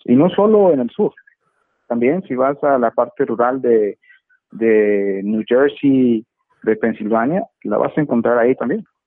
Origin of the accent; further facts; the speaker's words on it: Monterrey, Nuevo León, Mexico; now in Dallas, United States; México, donde hoy me encuentro, en mi ciudad natal, en Monterrey